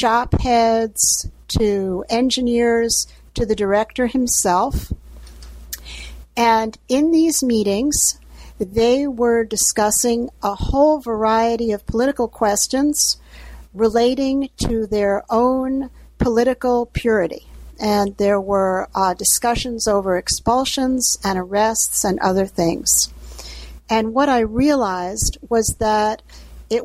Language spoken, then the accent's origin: English; New York City, New York, United States; I was born in New York City